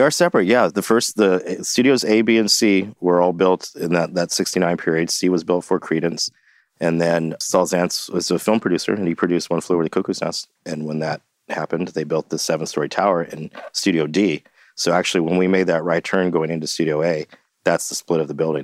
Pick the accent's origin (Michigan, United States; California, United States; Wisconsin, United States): California, United States; Santa Barbara; moved away as an adult; also born or lived in Los Angeles; now in San Francisco, United States; I grew up in Santa Barbara